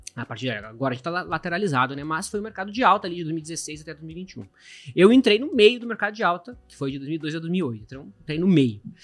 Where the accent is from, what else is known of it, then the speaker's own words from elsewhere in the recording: Caxias do Sul, Rio Grande do Sul, Brazil; moved away as an adult; also born or lived in Porto Alegre; sou de Caxias do Sul